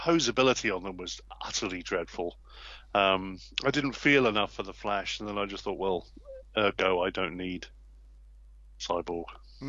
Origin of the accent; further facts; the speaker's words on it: United Kingdom; I'm British